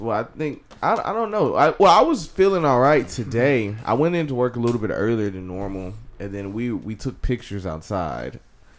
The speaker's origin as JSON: {"language": "English", "town": "Houston", "region": "Texas", "country": "United States", "said": "I am your host … straight out of Houston, Texas."}